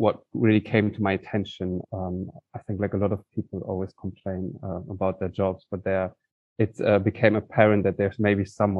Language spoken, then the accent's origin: English; Cologne, North Rhine-Westphalia, Germany; moved away; I grew up in Cologne.